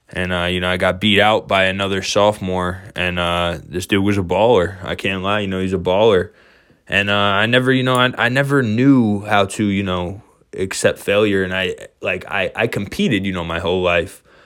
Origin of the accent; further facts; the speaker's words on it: New York, United States; born and raised in New York State